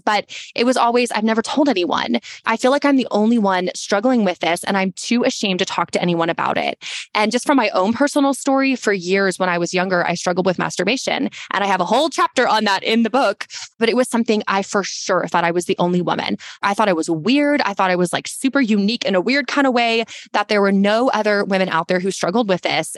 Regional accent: Texas, United States; we're also from Texas and we're very tall

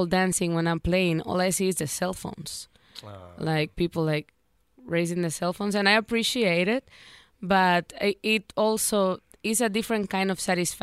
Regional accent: Dominican Republic; moved away; when I was growing up in the Dominican Republic

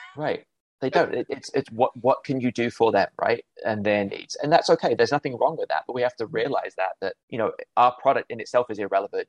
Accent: United Kingdom; accent: English; moved away as an adult; also born or lived in Cleveland, Ohio; now in Chicago, United States; Grew up in the UK, hence my accent

